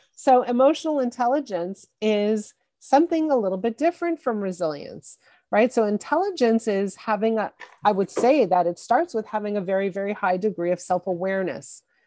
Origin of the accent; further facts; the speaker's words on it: Montreal, Quebec, Canada; I grew up in Montreal in, in Canada and in, in Quebec